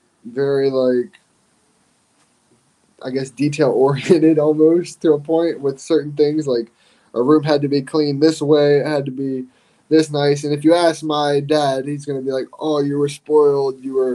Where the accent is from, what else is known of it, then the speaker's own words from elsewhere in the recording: South Carolina, United States; So I was born right outside of Parris Island in South Carolina. And we bounced back and forth between North Carolina and South Carolina, between Camp Lejeune and Parris Island a lot.